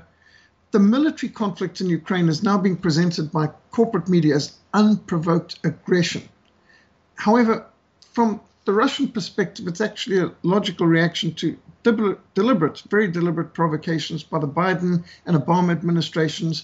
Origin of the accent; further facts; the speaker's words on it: Zimbabwe; moved away; also born or lived in South Africa; as a South African who was brought up in Rhodesia